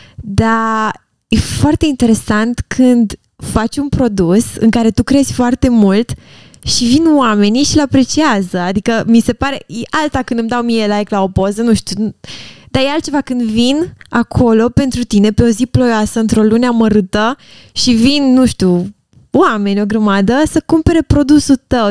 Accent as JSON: {"language": "Romanian", "country": "Romania", "said": "la noi ca români"}